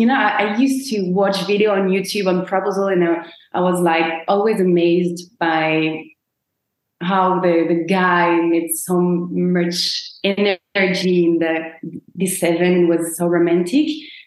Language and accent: English; Rennes, Brittany, France; English is a second language; now in Paris, France; I was born in Rennes, which is in Brittany. It's 4 hours by car from Paris.